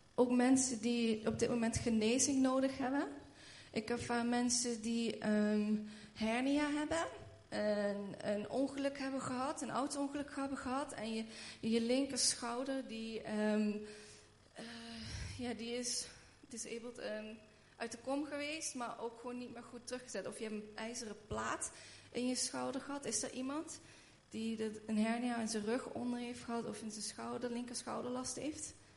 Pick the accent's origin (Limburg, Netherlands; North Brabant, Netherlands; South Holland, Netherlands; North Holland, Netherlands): Limburg, Netherlands; Schinnen; moved away as an adult; also born or lived in Haarlem / Redding, United States; ik ben hier opgegroeid in Schinnen